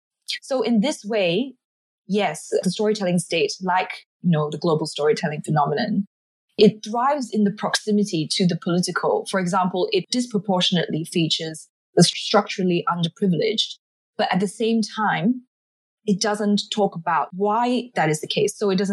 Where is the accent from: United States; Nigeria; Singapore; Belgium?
Singapore; now in abroad; me scrolling through Facebook as a Singaporean living overseas, I found myself being quite connected to Singapore through Facebook.